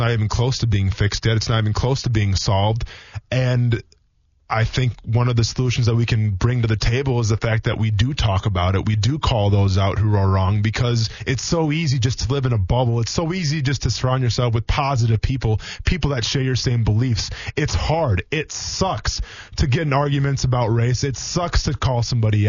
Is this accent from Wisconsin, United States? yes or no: yes; Wisconsin, United States; moved away; a lot of people that I grew up with in Wisconsin, where I came from